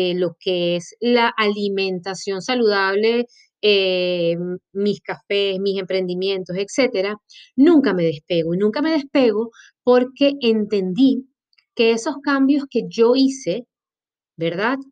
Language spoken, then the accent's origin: Spanish; Maracaibo, Zulia, Venezuela; moved away as an adult; also born or lived in Caracas, Venezuela / Colombia; now in Montevideo, Uruguay; este cuerpecito indómito es venezolano, de la mejor tierrita que puede tener ese país y lo siento por los demás que están escuchando este podcast. Pero sí, soy de Maracaibo